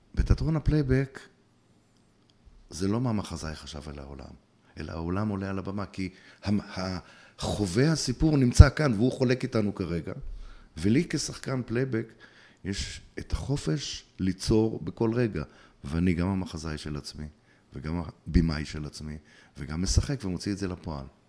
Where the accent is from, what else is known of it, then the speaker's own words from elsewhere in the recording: Bnei Brak, Tel Aviv District, Israel; moved away as an adult; also born or lived in Ateret; נולדתי בבני ברק, אה, גדלתי בבני ברק יותר נכון